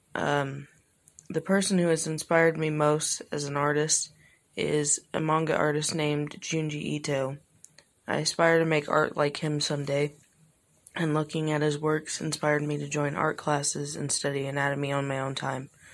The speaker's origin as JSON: {"language": "English", "region": "Illinois", "country": "United States", "said": "I'm from Illinois"}